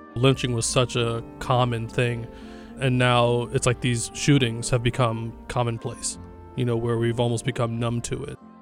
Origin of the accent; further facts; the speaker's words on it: New York City, New York, United States; I'm an artist from Brooklyn, New York